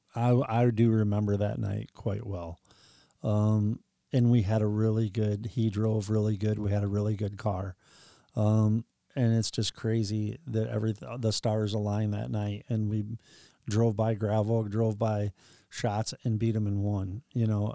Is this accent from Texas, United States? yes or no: no; Ohio, United States; I'm from Ohio